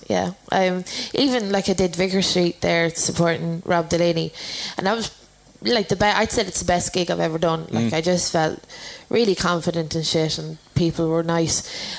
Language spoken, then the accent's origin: English; London, United Kingdom; born there; accent: Irish; I was born in London and I always felt like there was some, that was my home, but I don't think it is.